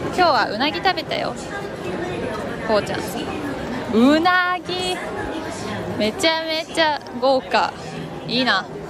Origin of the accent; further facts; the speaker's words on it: Takayama, Gifu, Japan; moved away; 私の地元の高山